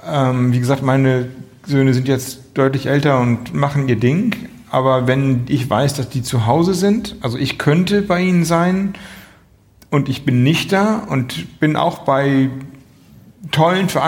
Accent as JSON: {"language": "German", "town": "Flensburg", "region": "Schleswig-Holstein", "country": "Germany", "said": "ich komme aus Flensburg, große Handballer, Hochburg, allerdings immer ein bisschen hinter Kiel"}